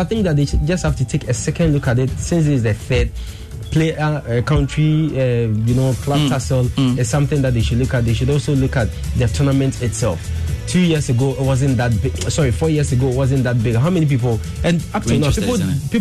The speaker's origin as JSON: {"language": "English", "country": "Ghana", "said": "I'm a Ghanaian"}